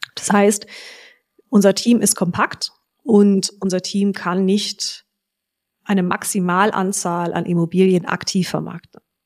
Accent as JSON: {"language": "German", "town": "Frankfurt am Main", "region": "Hesse", "country": "Germany", "tie": "born or raised there", "said": "Meine Eltern hatten jahrelang einen ähm, riesigen Maklerbetrieb in Frankfurt am Main ähm, mit 30 Maklern und fünf Fachabteilungen"}